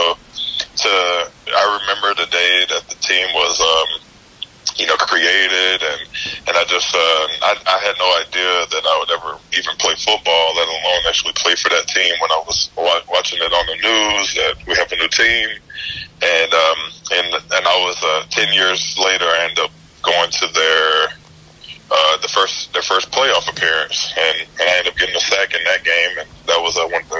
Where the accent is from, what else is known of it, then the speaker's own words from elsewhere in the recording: Houston, Texas, United States; I got drafted to my hometown team, the Houston Texans